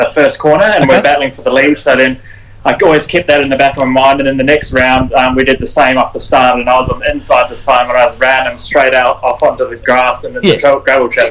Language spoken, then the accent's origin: English; New Zealand; I'm New Zealander